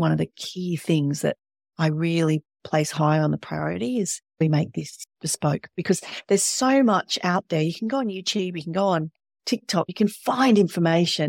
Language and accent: English; Australia